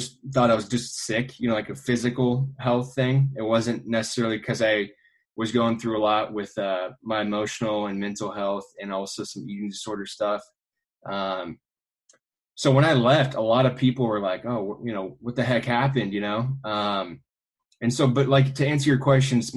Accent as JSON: {"language": "English", "town": "Kansas City", "country": "United States", "tie": "born or raised there", "said": "I grew up in Kansas City"}